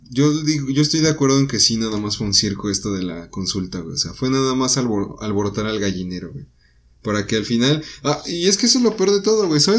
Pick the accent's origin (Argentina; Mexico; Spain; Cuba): Mexico; Nosotros como ciudadanos mexicanos